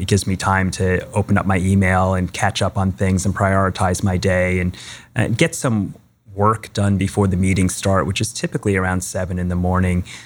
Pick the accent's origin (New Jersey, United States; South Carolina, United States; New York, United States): New York, United States; Long Island; moved away; I grew up on Long Island in New York